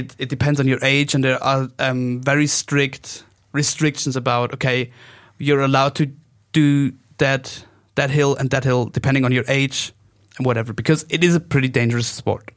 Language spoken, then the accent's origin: English; Oberstdorf, Bavaria, Germany; English is a second language; Oberstdorf, that's my hometown